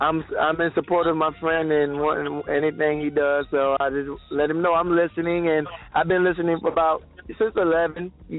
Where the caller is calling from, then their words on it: St. Petersburg, Florida, United States; I'm from St. Pete.